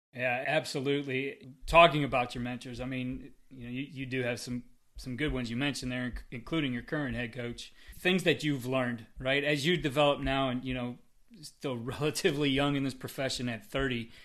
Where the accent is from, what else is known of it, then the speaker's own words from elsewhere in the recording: Northeast Ohio, United States; I'm from the West Side.